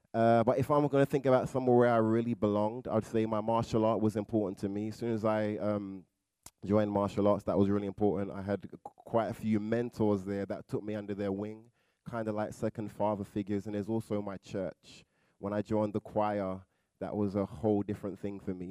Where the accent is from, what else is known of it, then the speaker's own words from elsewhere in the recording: London, United Kingdom; moved away; I was raised in Southeast London